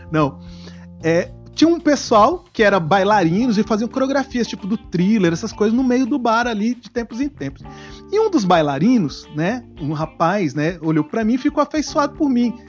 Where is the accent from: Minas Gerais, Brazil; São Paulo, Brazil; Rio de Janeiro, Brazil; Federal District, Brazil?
Federal District, Brazil; Brasília; somos de Brasília